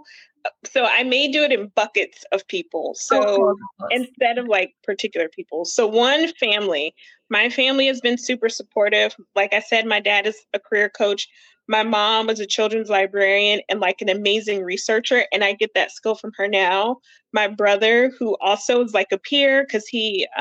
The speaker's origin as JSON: {"language": "English", "region": "Ohio", "country": "United States", "said": "I'm from Ohio. I went to Miami of Ohio for undergrad"}